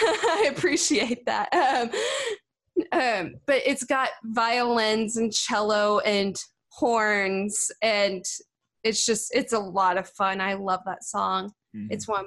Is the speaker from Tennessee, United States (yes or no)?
no; Sykeston, North Dakota, United States; now in Nashville, United States; did all kinds of gigs in Sykeston and the surrounding areas. And yeah, I was pretty active back in my hometown.